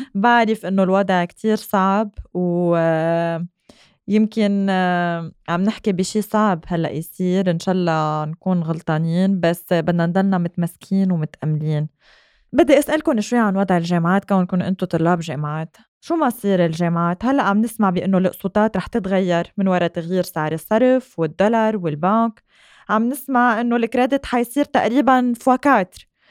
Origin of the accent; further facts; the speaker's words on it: Lebanon; نحن سبيشلي كلبنانيين كتير معلقين بعيالنا